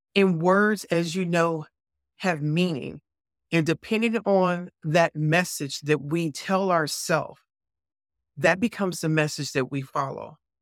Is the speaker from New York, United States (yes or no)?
no; Chicago, Illinois, United States; moved away as an adult; growing up in Chicago